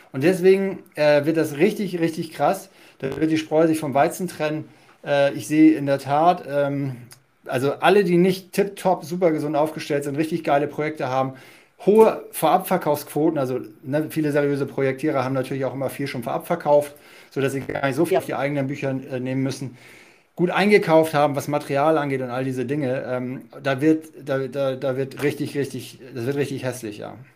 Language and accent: German; Hamburg, Germany; Wir kommen ja beide da aus Hamburg